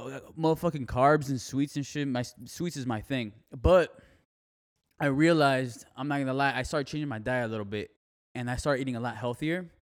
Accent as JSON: {"language": "English", "town": "Miami", "region": "Florida", "country": "United States", "moved": "yes", "lives_now": "Fort Myers, United States", "said": "I'm from Miami. I love Miami, but I can't live there again"}